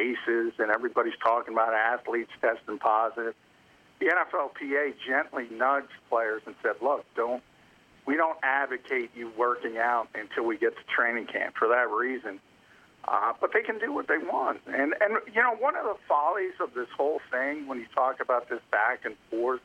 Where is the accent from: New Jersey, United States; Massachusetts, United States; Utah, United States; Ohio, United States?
New Jersey, United States; New Jersey, my home state